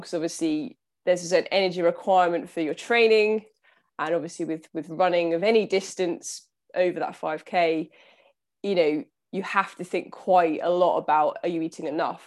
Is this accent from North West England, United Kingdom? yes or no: no; Southampton, South East England, United Kingdom; I'm from Southampton, so on the south coast of the U K